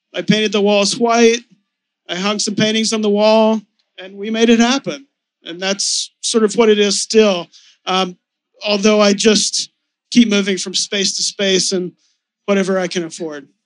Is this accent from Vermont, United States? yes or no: no; Texas, United States; now in New York, United States; I was raised in Texas